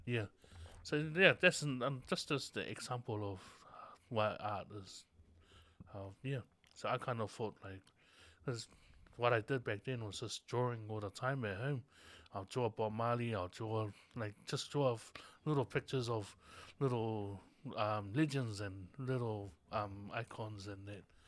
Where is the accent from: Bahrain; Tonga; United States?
Tonga; born in Tonga, born and raised in Tonga